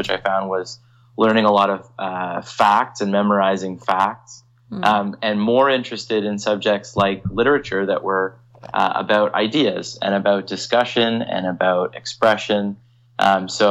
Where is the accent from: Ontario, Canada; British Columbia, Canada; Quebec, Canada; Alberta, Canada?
Ontario, Canada; Toronto; also born or lived in London, Ontario / Halifax, Nova Scotia; I'm from the Toronto area, and I always wanted to come back home to work and to practice law